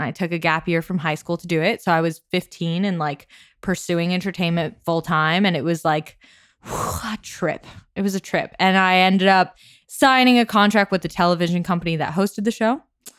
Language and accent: English; Hangzhou, Zhejiang, China; but I'm from Hangzhou. Like that's where my family is. Okay. So, and that's like an hour away from Shanghai